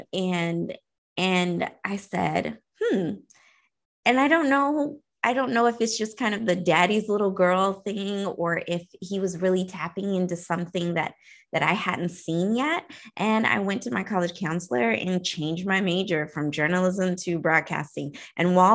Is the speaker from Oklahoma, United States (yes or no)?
yes; Oklahoma, United States; I come from Oklahoma, so it's a pretty small town.